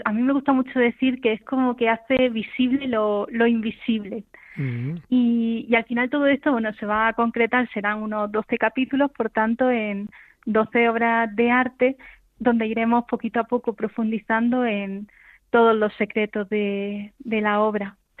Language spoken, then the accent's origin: Spanish; Granada, Andalusia, Spain; Granada, porque es mi tierra